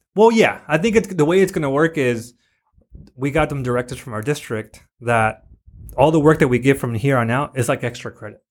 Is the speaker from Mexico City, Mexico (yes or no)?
no; Tijuana, Baja California, Mexico; moved away; also born or lived in National City, California, United States; I live in Tijuana